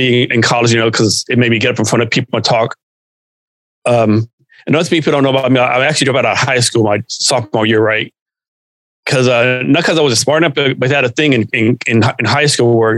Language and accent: English; Central Texas, United States; moved away as an adult; also born or lived in Germany / South Korea / Vicenza, Italy; born and raised in Texas, grew up around Central Texas